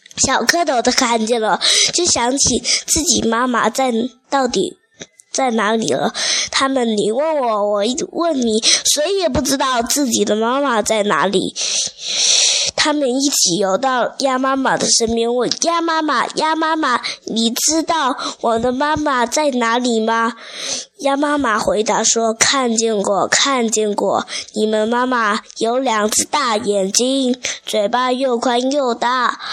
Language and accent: Chinese; Xiamen, Fujian, China; 我来自福建厦门的